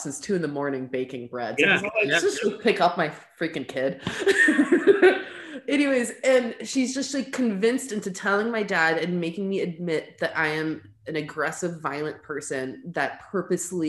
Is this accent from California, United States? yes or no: yes; Stockton, California, United States; first language English and Arabic; also born or lived in Lebanon; when I came back from Lebanon, she switched me to like four different schools in Stockton